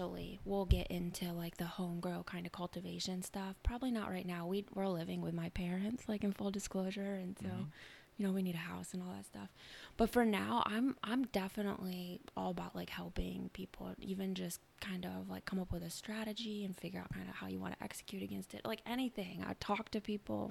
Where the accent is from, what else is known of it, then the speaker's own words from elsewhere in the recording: Michigan, United States; moved away as an adult; also born or lived in Washington, D.C.; I was born and raised in Michigan, but I've lived all over for a while